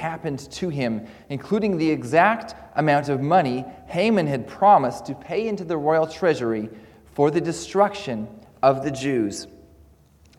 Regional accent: Comox, British Columbia, Canada; moved away as an adult; also born or lived in Edinburgh, Scotland; now in Caldercruix, United Kingdom; I do come from Canada. I grew up there

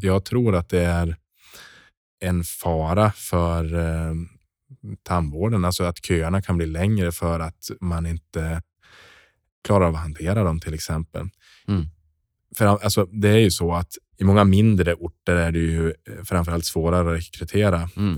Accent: Norrland, Sweden; moved away; also born or lived in southern Sweden; jag är norrlänning och har blivit kvar i södra Sverige

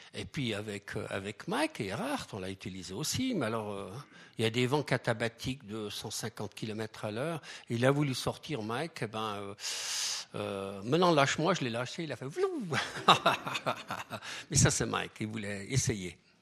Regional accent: Switzerland; chez nous, en Suisse

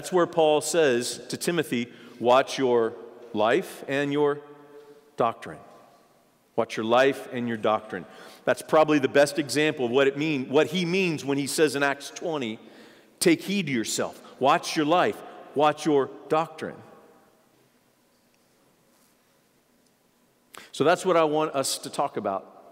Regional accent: United States; I'm an American

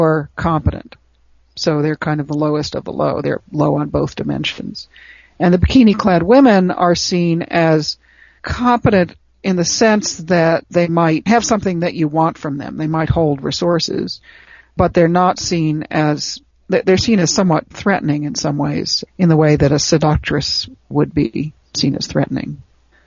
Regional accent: Chicago, Illinois, United States; I grew up in Chicago, on the south side of Chicago, in Hyde Park

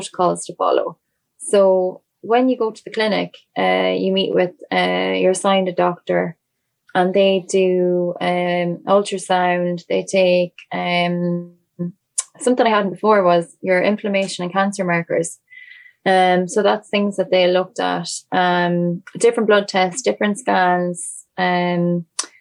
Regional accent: Ireland; Irish people. Everyone in, like it was, a lot of it was my community, my hometown

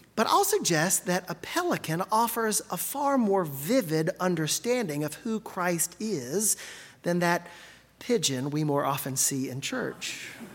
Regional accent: Gulf Coast, United States; I grew up on the Gulf Coast, where the sight of a brown pelican, though not unusual, is always something special

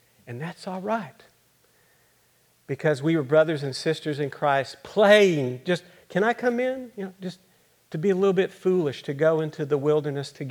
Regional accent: Austin, Texas, United States; I'm from Austin

